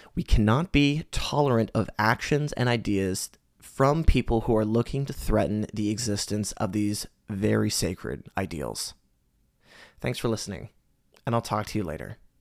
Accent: Canada; As a Canadian, I've had the privilege of growing up in a society that has increasingly become more progressive and accepting

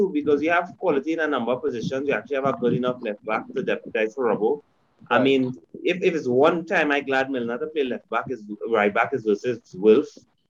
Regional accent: Trinidad & Tobago; As a Trinidadian

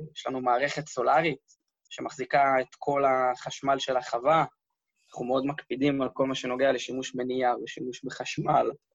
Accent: Karmei Avdat farm, Southern District, Israel; אני בתור ילד הייתי קם בבוקר, מאכיל חיות, הולך להאכיל את הסוסים

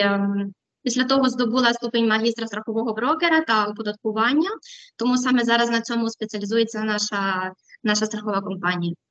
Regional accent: western Ukraine, a small town in Ternopil Oblast, Ukraine; moved away as an adult; now in Madrid, Spain; Я із західної України, е, з невеличкого містечка, яке знаходиться у Тернопільській області. Там я народилася, вчилася і жила до 18 років.

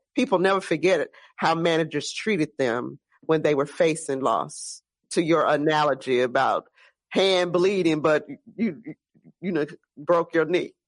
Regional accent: Gretna, Louisiana, United States; I'm from the West Bank over in Gretna, Marrero

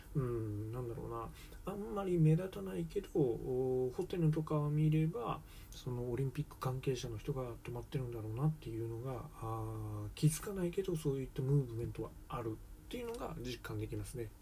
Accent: Japan; 日本人の我々

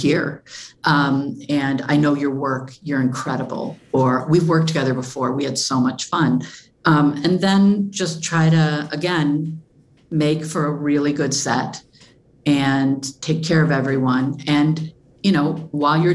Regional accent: Flint, Michigan, United States; I'm from Flint

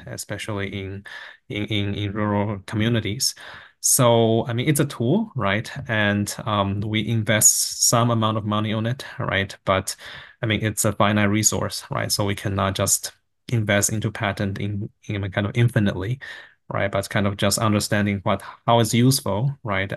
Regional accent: Taiwan; moved away; also born or lived in Vancouver, Canada; I grew up in Taiwan and actually right next to a rice field

